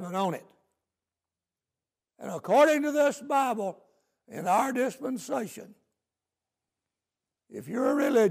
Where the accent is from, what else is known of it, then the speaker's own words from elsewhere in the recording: United States; I'm glad to be an American. I'm glad I was raised where we have the Constitution